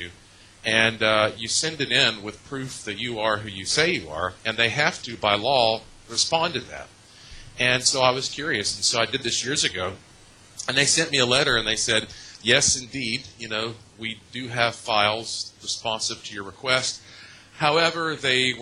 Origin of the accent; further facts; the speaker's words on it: Asheville, North Carolina, United States; I was born in Asheville, North Carolina. Both sides of my family have been in that area literally for hundreds of years. So I'm about as native as a non-Native American could be